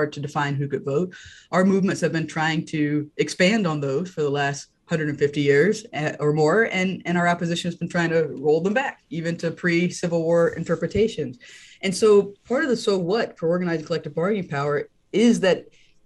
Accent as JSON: {"language": "English", "region": "North Carolina", "country": "United States", "tie": "born or raised there", "said": "I grew up in North Carolina"}